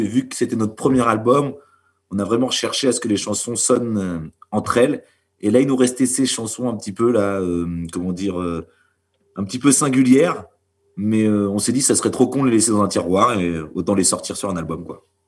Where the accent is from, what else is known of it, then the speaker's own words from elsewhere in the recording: Normandy, France; on est originaire bah, de Normandie et pour certains du Cotentin